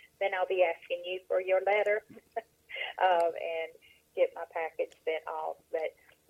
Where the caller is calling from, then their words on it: Aynor, South Carolina, United States; I am in Aynor, South Carolina, which is about 30 miles inland of Myrtle Beach in Horry County.